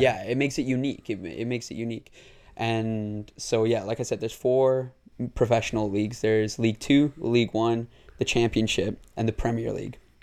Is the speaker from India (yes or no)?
no; Tamworth, West Midlands, United Kingdom; moved away; I lived in a town near Birmingham called Tamworth.